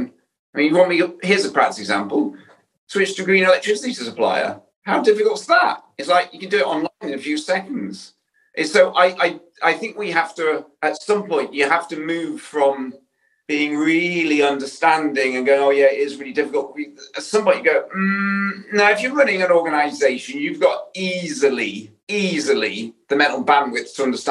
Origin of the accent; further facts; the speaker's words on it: Yorkshire and the Humber, United Kingdom; I'm from Yorkshire.